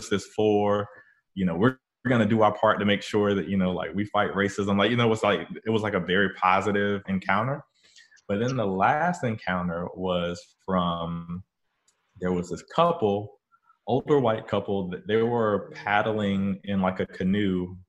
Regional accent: northeastern North Carolina, United States; moved away; I went back to my hometown in northeastern North Carolina

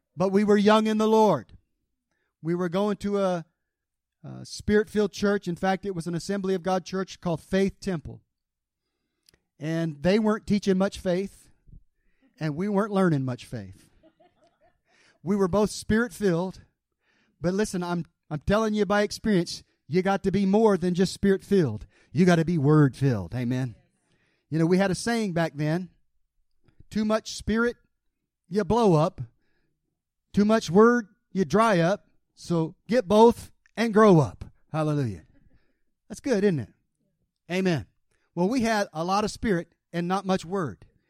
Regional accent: the South, United States; I was raised in the South

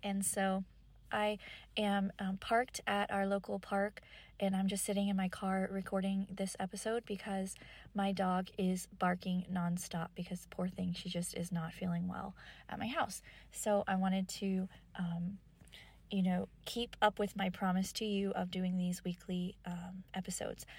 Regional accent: Kentucky, United States; I grew up in Kentucky.

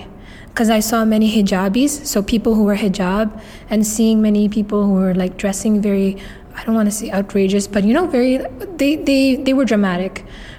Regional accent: Hong Kong; also born or lived in Tamil Nadu, India; I come from a state called Tamil Nadu, and we speak Tamil. So in that case, I'm a Tamil Muslim born and raised in Hong Kong.

